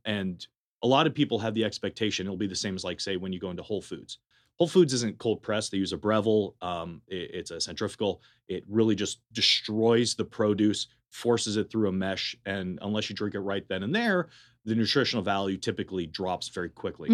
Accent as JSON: {"language": "English", "town": "Berkeley", "region": "California", "country": "United States", "tie": "born or raised there", "also_born_or_lived": "Madison, Wisconsin", "moved": "as an adult", "lives_now": "Las Vegas, United States", "said": "I'm originally from Berkeley, California. Uh, I was born and raised there."}